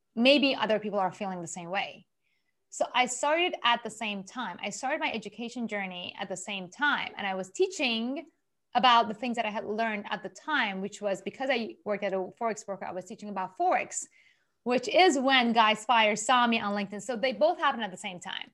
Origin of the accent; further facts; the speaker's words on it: Iran; moved away as an adult; also born or lived in Japan; I'm originally from Iran, Persian Jewish